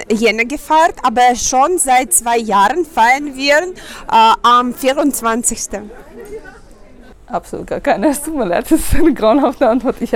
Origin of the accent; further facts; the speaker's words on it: Ukraine; Äh, ja, ich komme aus der Ukraine und wir haben eine Tradition.